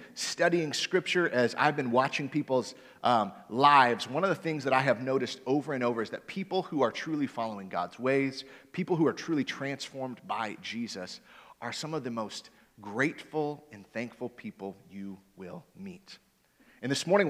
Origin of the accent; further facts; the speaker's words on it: Michigan, United States; now in Indiana, United States; I'm originally from Michigan